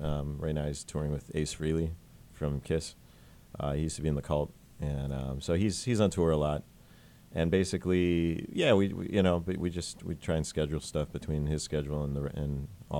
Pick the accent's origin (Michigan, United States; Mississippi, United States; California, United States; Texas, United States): Michigan, United States; Detroit; Yeah, we're from Detroit.